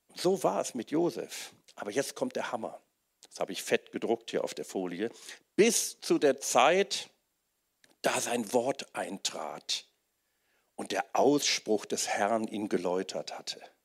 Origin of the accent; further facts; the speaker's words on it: Wuppertal, North Rhine-Westphalia, Germany; ich bin in Wuppertal aufgewachsen